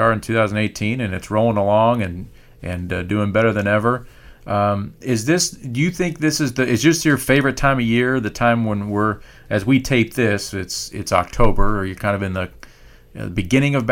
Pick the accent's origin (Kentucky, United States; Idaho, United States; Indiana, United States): Indiana, United States; we grew up in Purdue country and in Indiana